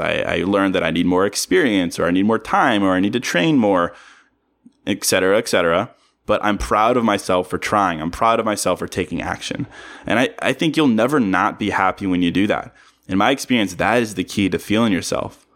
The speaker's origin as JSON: {"language": "English", "region": "Virginia", "country": "United States", "moved": "yes", "lives_now": "Chicago, United States", "said": "I'm from Virginia"}